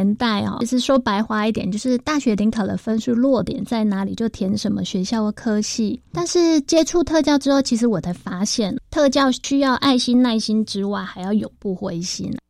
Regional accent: Kaohsiung, Taiwan; moved away as an adult; also born or lived in Taipei; now in Taichung, Taiwan; 我是高雄人

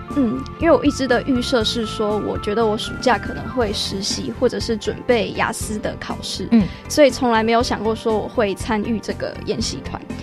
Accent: Taiwan; 我们的价值观是在台湾形成的

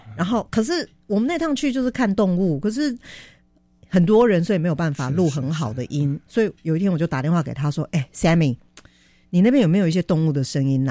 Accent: Taiwan; 像我这个台湾人

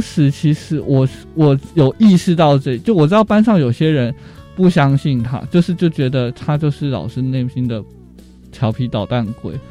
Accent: Changhua County, Taiwan; 我是彰化人，然后我念的是彰化县的阳明国中跟民生国小

